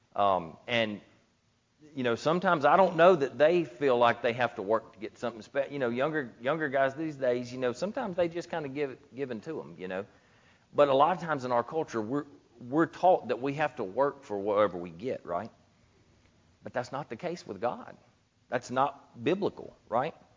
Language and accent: English; Gilbert, Louisiana, United States; also born or lived in Ruston, Louisiana; I grew up in Gilbert